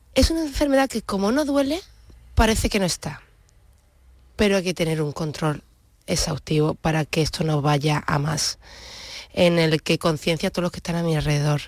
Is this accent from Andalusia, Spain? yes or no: yes; Huelva, Andalusia, Spain; also born or lived in Germany / Santa Ana la Real / Seville; Entonces ya la época de colegio, instituto la viví en, Huelva, sin perder el vínculo nunca con Santana